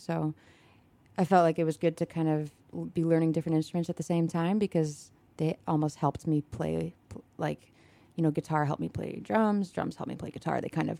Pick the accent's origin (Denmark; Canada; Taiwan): Canada; Toronto, Ontario; now in United States; I'm from Toronto.